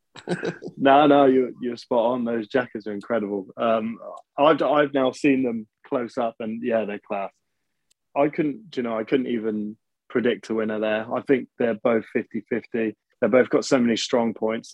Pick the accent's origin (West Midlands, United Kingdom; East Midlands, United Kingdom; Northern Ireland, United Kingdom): West Midlands, United Kingdom; Birmingham; I'm actually from Birmingham